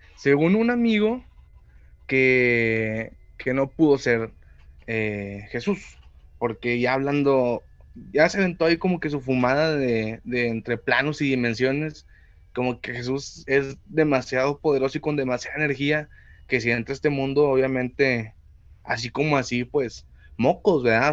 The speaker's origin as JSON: {"language": "Spanish", "country": "Mexico", "said": "Yo soy mexicano"}